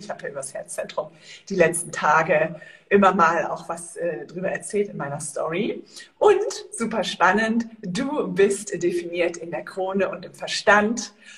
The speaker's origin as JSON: {"language": "German", "region": "Northern Germany", "country": "Germany", "moved": "yes", "lives_now": "Andalusia, Spain", "said": "ich komme ja aus Norddeutschland"}